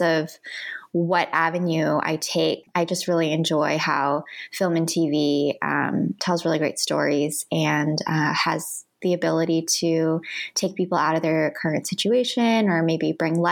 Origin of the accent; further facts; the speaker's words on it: Midwest, United States; moved away as an adult; now in Los Angeles, United States; Being Asian American and growing up in the Midwest